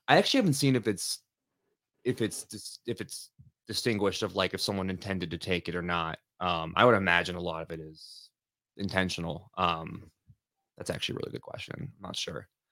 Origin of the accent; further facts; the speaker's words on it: Los Angeles, California, United States; moved away; also born or lived in Lansing area, Michigan; I grew up in Northridge